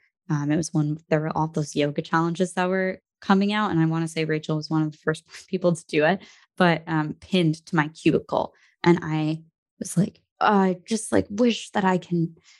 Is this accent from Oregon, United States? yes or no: no; New Jersey, United States; also born or lived in Brooklyn, New York; I'm from New Jersey, but I was born in Brooklyn and my family still lives there and in New Jersey